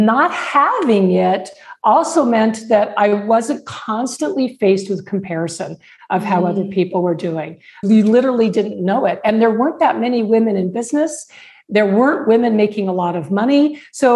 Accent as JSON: {"language": "English", "town": "Tucson", "region": "Arizona", "country": "United States", "tie": "born or raised there", "said": "my hometown of Tucson"}